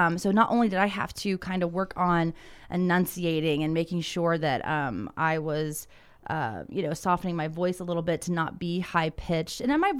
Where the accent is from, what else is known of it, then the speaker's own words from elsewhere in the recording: Ohio, United States; growing up in Southern Ohio, I said, you ain't going to go do that. I was a hillbilly.